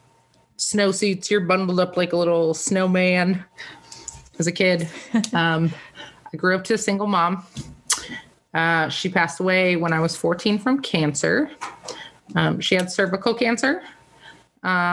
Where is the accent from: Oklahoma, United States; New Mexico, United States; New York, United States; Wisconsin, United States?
Wisconsin, United States; Milwaukee; now in California, United States; I grew up in Milwaukee, Wisconsin